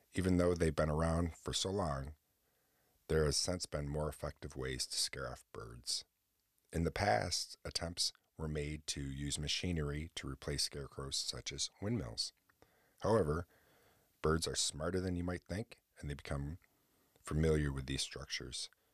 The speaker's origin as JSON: {"language": "English", "town": "Oswego", "region": "New York", "country": "United States", "tie": "born or raised there", "said": "right here in Oswego, New York, my hometown"}